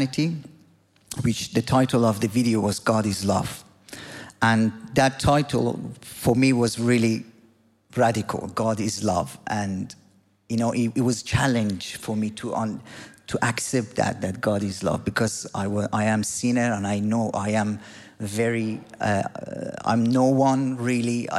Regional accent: Iran; moved away; I'm from Iran. I grew up as a nominal Muslim in a country that is ruled by the Islamic government.

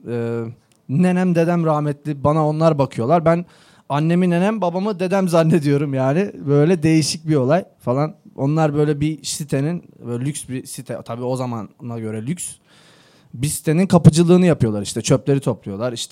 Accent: Kardzhali, Kardzhali Province, Bulgaria; born there; Ee, ben 1990 yılında Bulgaristan'ın Kırcaali kentinde doğdum.

